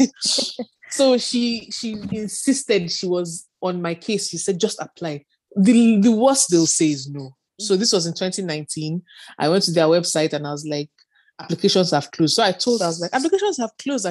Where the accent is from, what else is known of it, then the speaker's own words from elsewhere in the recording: Northern Nigeria, Nigeria; moved away as an adult; also born or lived in United Kingdom; I grew up in Nigeria, in the north of Nigeria, with my dad, my mom, and my siblings